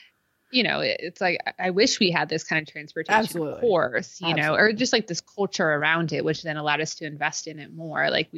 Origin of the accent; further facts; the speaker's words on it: West Coast, United States; we're from the West Coast.